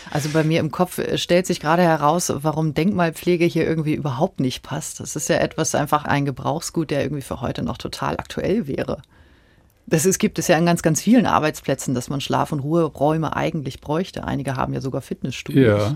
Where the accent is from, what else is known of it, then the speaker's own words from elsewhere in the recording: Quickborn area, Schleswig-Holstein, Germany; Ich komme aus der Gegend